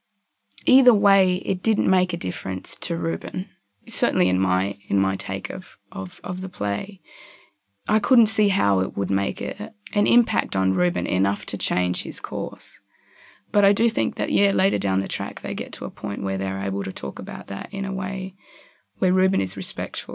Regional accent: Darwin, Northern Territory, Australia; also born or lived in eastern states of Australia; now in eastern states, Australia; I was born in Darwin and go back there all the time because my family's there.

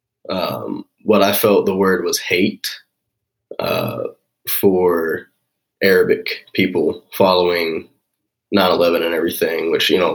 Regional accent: Smithville, Missouri, United States; also born or lived in Texas / Platte City, Missouri; I was 8 and I moved to Platte City, Missouri, and then ended up in Smithville for the majority of my time here.

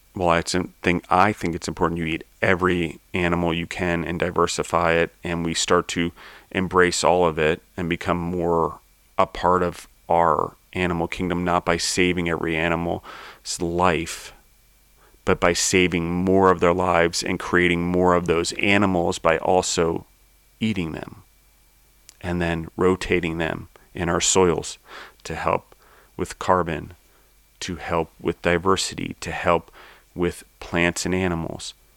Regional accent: United States; I was born in the United States.

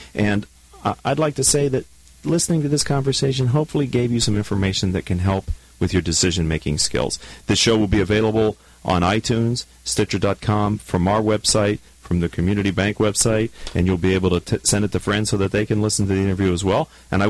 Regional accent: Pittsburgh, Pennsylvania, United States; we are both from Pittsburgh

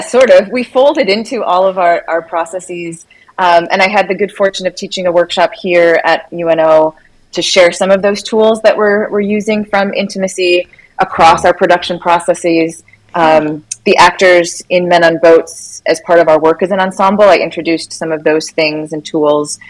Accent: Minnesota, United States; also born or lived in Missouri; now in Washington, United States; I grew up in Minnesota

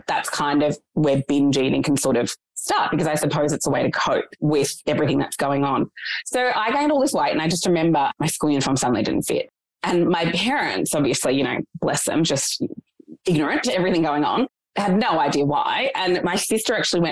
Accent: Australia; I was born in Australia, but my parents were refugees.

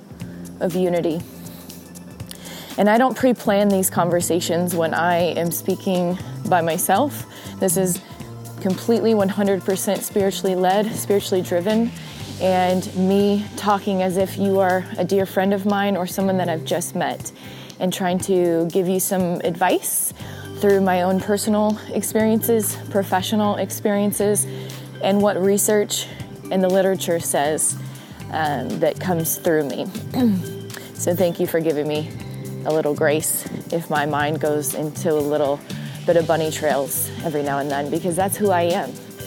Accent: Spanaway, Washington, United States; the town near where I grew up in Spanaway, Washington

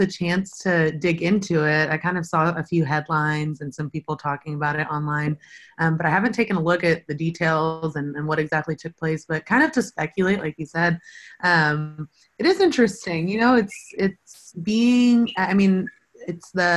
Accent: Euless, Texas, United States; I grew up in Euless, which is in the Mid-Cities area

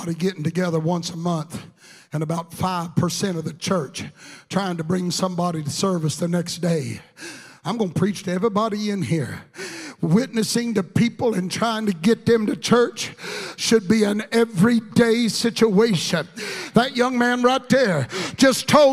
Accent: Texas, United States; I'm from Texas

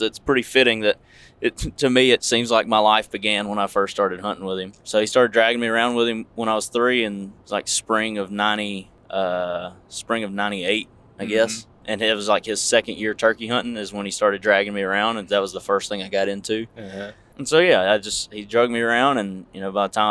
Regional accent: Marshall, Texas, United States; moved away as an adult; also born or lived in Camp Pendleton, California; born and raised in Marshall, Texas, and Northeast Texas

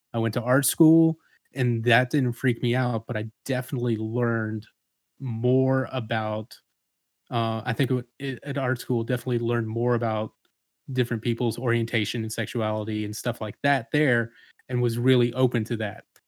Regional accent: Atlanta, Georgia, United States; moved away as an adult; also born or lived in Savannah, Georgia; now in Macon, United States; I grew up in Atlanta

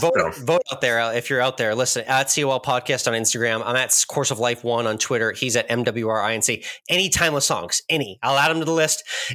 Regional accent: Massachusetts, United States; now in Austin, United States; I grew up in Massachusetts and now I've lived in Austin for the last 13 years.

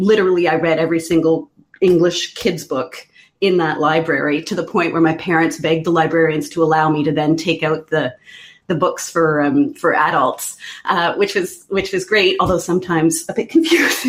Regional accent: Quebec's Eastern Townships, Canada; I grew up in Quebec's Eastern Townships

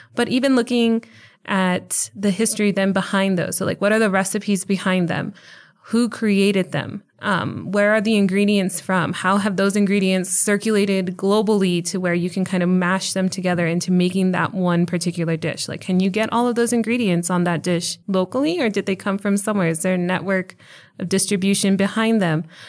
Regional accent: El Paso, Texas, United States; moved away as an adult; now in Charlotte, United States; I was born in El Paso, and I was, uh, fortunate enough to do all three of my degrees here at U T E P. Uh, so I was able to spend about thirty-one years here in El Paso

